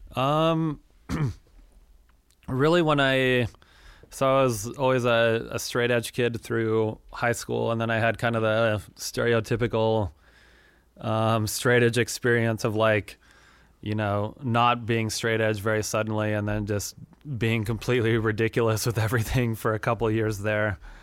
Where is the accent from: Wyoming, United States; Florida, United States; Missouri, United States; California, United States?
Wyoming, United States; moved away; also born or lived in Denver, Colorado / Minneapolis, Minnesota; I grew up in Wyoming and have kinda moved around over the years